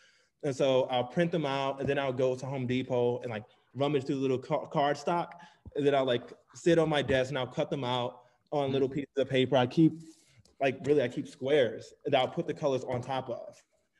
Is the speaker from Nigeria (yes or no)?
yes; Nigeria; also born or lived in United Kingdom; now in United States; We have two opposing identities, you know, being Nigerian and then, you know, coming to the States. And then, you know, also by way of the UK as well.